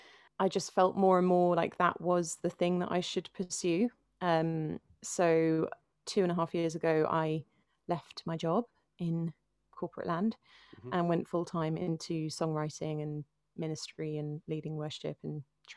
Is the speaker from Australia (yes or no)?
no; Finchley, London, United Kingdom; So I'm a Londoner through and through, born and raised in North London.